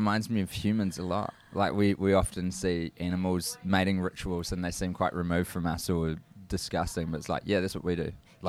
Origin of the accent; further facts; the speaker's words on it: New Zealand; from New Zealand